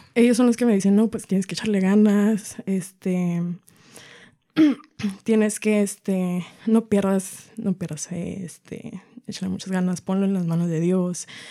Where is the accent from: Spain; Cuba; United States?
United States; Arlington, Washington; also born or lived in Everett, Washington; vivo en la ciudad de Everett, nací en Arlington, soy del estado de Washington